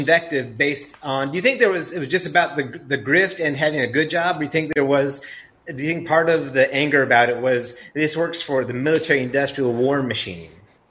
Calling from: Texas, United States; I'm calling from Texas

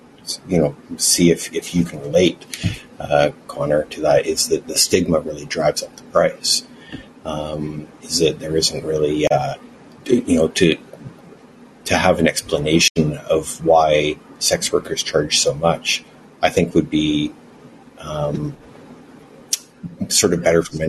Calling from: Vancouver, British Columbia, Canada; Vancouver, Canada.

